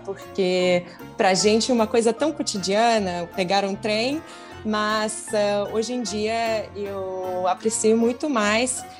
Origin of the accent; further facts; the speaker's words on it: Siberia, Russia; Portuguese is a second language; eu sou da Sibéria